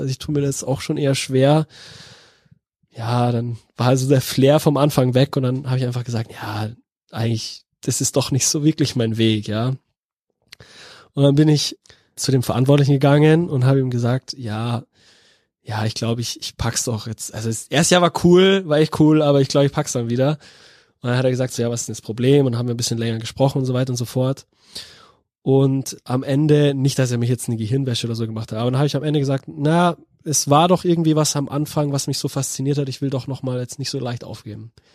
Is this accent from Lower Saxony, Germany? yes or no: no; Bavaria, Germany; moved away as an adult; now in Cologne, Germany; als Bayer